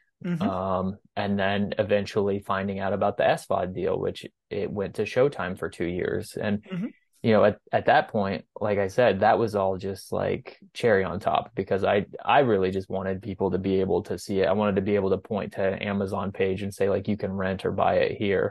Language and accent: English; Goodland, Kansas, United States; my hometown theater in Goodland